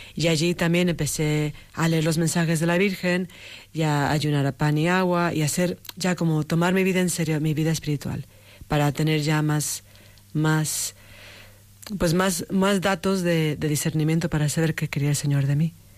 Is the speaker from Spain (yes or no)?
no; Mexico; moved away; also born or lived in United States; De México, sí, sí. Nací en México, también tengo, tengo un padre de Estados Unidos. Entonces, tengo que decir que soy de los dos países, pero, empecé en México